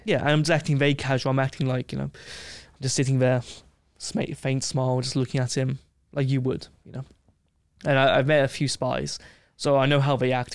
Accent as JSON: {"language": "English", "region": "England", "country": "United Kingdom", "said": "I'm like, \"England.\""}